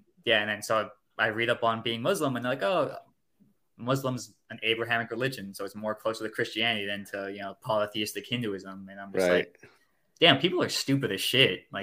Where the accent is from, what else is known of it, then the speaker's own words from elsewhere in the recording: Miami, Florida, United States; I grew up in Miami, Florida, United States